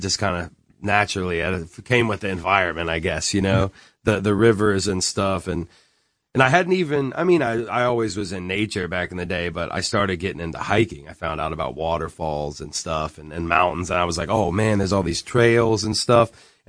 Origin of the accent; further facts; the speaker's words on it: Columbia, South Carolina, United States; also born or lived in Durham / Chapel Hill / Fayetteville; I was born in Durham, and then lived in Chapel Hill. So Durham and Chapel Hill was, I guess, like kindergarten and first grade. Then Fayetteville, North Carolina, from second grade, third grade. Fourth grade, I moved to Columbia, South Carolina